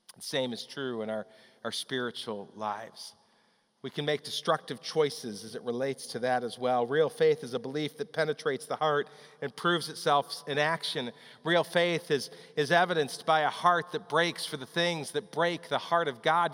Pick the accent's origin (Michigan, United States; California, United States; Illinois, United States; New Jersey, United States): Illinois, United States; Chicago; When I was growing up in the Chicago area